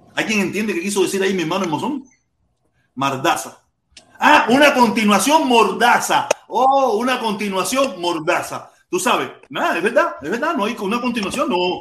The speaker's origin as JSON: {"language": "Spanish", "country": "Cuba", "moved": "yes", "said": "me fui de Cuba porque yo quería tener popi, pitusa, cadena de oro"}